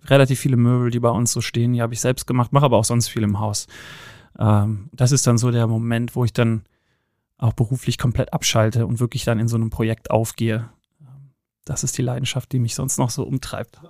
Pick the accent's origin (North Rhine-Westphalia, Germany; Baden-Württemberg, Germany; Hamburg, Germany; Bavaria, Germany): North Rhine-Westphalia, Germany; Cologne; moved away; bin ursprünglich aus Köln, äh, bin aus dem Rheinland, in geboren, äh, in Ehrenfeld aufgewachsen